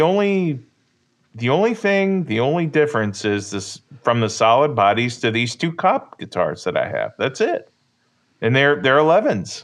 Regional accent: near Catawba Island, Ohio, United States; Catawba Island, Ohio, which is near my hometown

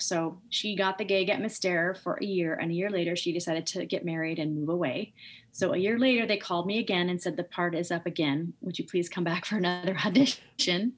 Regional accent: Seattle, Washington, United States; also born or lived in Missoula, Montana; So I grew up in Seattle, Washington. Um, originally, I was born in Missoula, Montana, um, and then I moved to Seattle. I think at the age of three or four

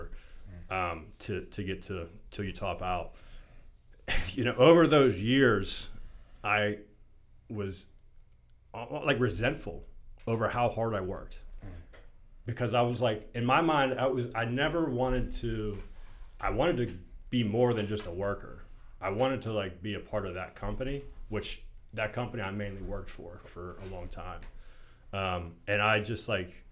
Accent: Verona, Pennsylvania, United States; I'm from Verona, grew up here

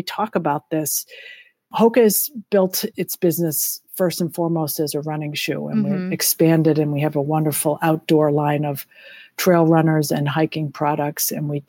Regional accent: Lexington, Massachusetts, United States; And both Jong and I grew up in Lexington, Massachusetts, and we lived in Concord, Massachusetts in our house for 22 years.

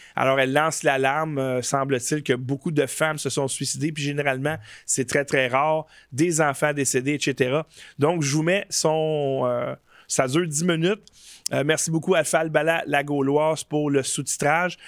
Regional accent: Canada; je suis un vrai Canadien. Chers amis, en fait, euh, citoyen canadien

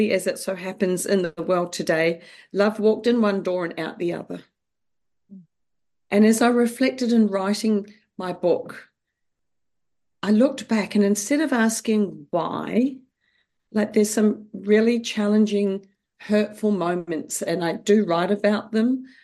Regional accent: New Zealand; Well, um, yes, I grew up in New Zealand.

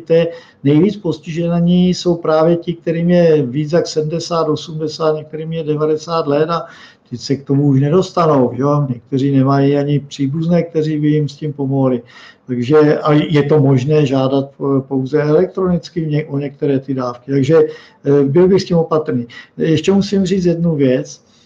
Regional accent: Moravia, Czechia; u nás na Moravě

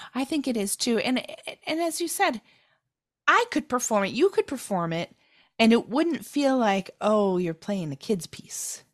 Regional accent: United States; as an American

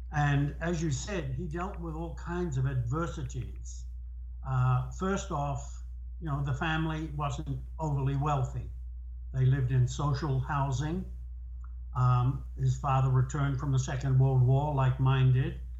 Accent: New Zealand; moved away as an adult; we're both from New Zealand

